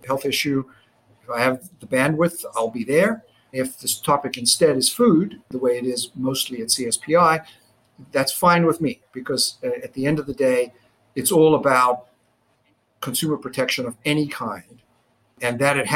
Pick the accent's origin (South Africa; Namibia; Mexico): South Africa; Johannesburg, Gauteng; now in United States; growing up in South Africa when I did